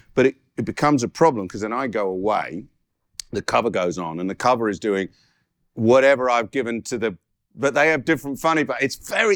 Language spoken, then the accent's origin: English; Guildford, South East England, United Kingdom; also born or lived in Catford, London; We moved to Guildford in 1968. I was born in Catford